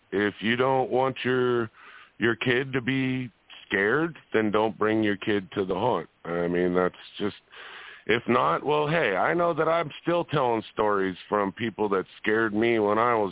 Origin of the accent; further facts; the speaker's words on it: Las Vegas, Nevada, United States; I'm from Las Vegas